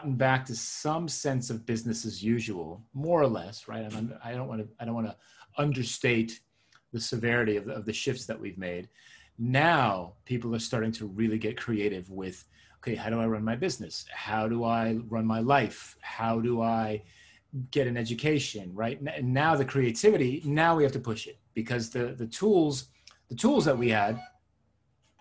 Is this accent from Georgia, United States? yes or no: no; suburban New Jersey, United States; born or raised there; first language Hebrew; English is a second language; also born or lived in Israel / Queens, New York City